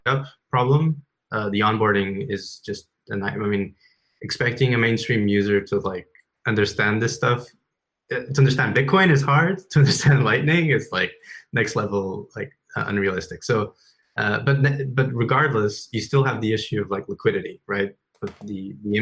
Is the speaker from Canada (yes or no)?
no; China; moved away; I grew up in China